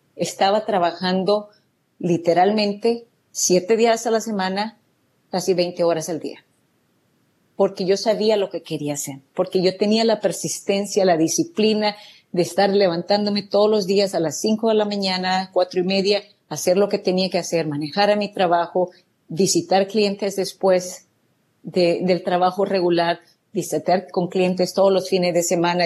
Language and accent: Spanish; El Salvador; moved away as an adult; now in United States; yo soy de El Salvador y realmente viví una juventud muy alegre, una niñez muy alegre con mis padres.